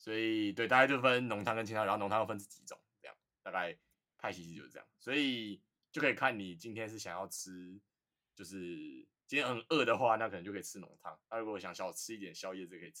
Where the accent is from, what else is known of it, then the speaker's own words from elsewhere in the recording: Taipei, Taiwan; 我就是台北的